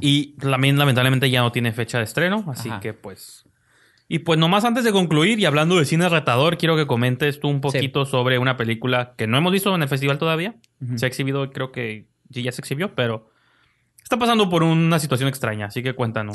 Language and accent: Spanish; Mexico; aquí en mi país